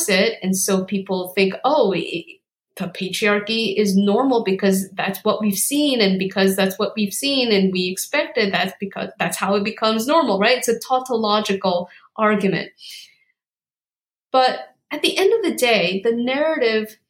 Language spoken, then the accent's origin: English; South Korea; moved away; I was born in South Korea